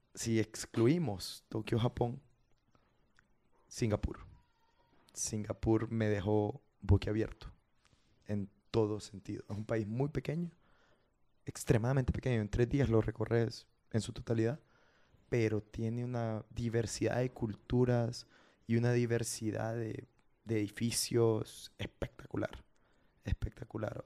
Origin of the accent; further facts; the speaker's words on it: Honduras; moved away as an adult; now in Japan; Creo que soy el primer hondureño que cursa